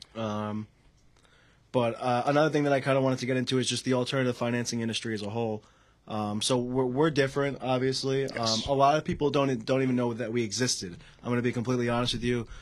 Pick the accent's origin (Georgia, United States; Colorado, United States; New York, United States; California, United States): New York, United States; Selden; I come from Selden, New York.